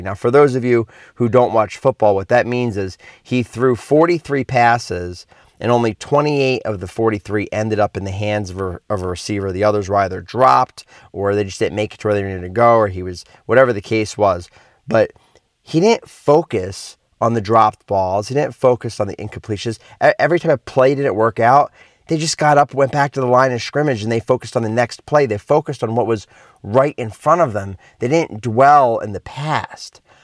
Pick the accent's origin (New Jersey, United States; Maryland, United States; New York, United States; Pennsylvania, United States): Pennsylvania, United States; Philadelphia; moved away; I'm originally from Philly